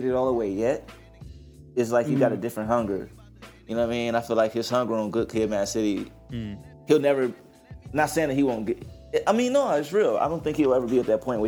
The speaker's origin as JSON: {"language": "English", "town": "Detroit", "region": "Michigan", "country": "United States", "tie": "born or raised there", "said": "I grew up on the East side of Detroit"}